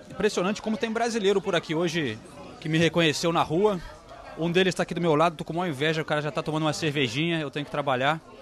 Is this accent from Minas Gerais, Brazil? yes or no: yes; Belo Horizonte, Minas Gerais, Brazil; Somos de Minas, Belo Horizonte.